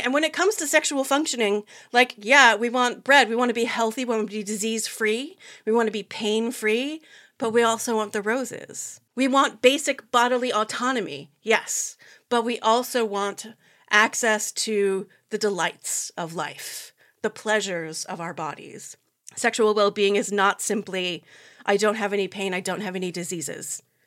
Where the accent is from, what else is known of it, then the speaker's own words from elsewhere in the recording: United States; I'm American, I live here